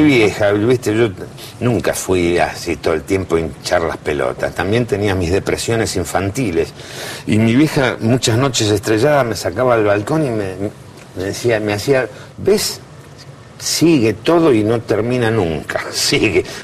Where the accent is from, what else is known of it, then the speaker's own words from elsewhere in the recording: Buenos Aires, Argentina; Nací y me crié en Plaza Lavalle